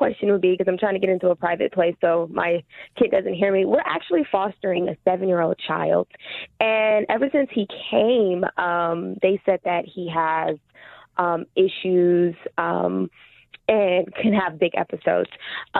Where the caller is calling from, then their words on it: California, United States; Hey, I'm calling from California.